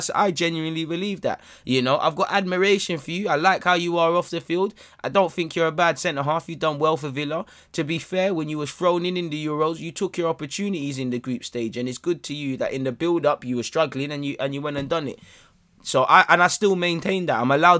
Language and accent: English; Brazil; Man, I'm from Brazil. Life is not, you know, big up Brazil, but life is not sunshine and rainbows and ice cream.